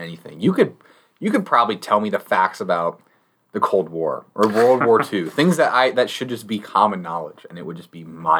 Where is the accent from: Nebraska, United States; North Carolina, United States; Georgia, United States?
Nebraska, United States; growing up in Nebraska